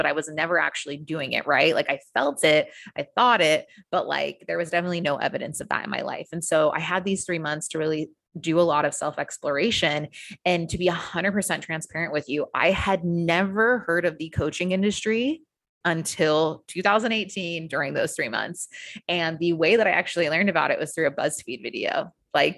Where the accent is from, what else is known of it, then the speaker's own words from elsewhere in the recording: United States; moved away as an adult; now in Australia; So I am originally from the US. You can probably tell from my accent.